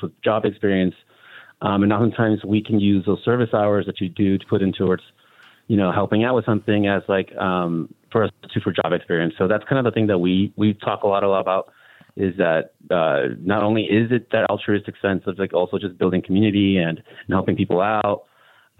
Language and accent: English; Las Vegas, Nevada, United States; also born or lived in California; I moved here when I was like two or three. So where I'm going with that is basically I am Vegas kid